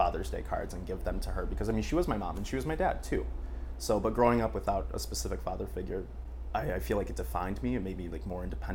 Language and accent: English; Jackson, Michigan, United States; now in Paris, France; I grew up in Jackson, Michigan